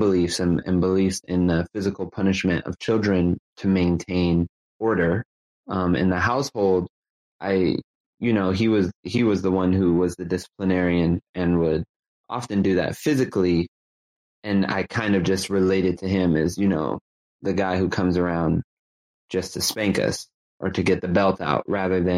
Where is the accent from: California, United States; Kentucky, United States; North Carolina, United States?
California, United States; Los Angeles; I grew up in Los Angeles, California, in a working class part of Los Angeles called the San Fernando Valley